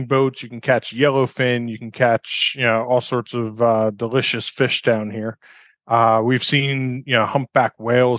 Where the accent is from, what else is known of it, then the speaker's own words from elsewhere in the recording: New York, United States; moved away as an adult; also born or lived in Barcelona, Spain / London, United Kingdom; now in Costa Rica; my wife and I left New York. We're both from New York in 2002